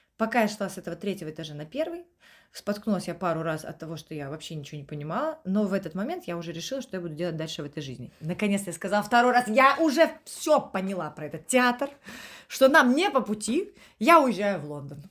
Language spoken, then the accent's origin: Russian; Estonia; moved away as an adult; also born or lived in London; now in Saint Petersburg, Russia; я из Эстонии, у меня европейский паспорт